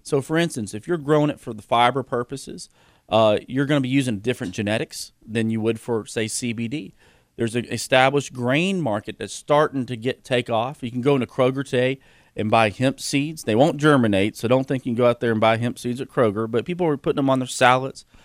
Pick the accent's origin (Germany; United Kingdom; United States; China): United States; Georgetown, Kentucky; We have a company in Georgetown, my hometown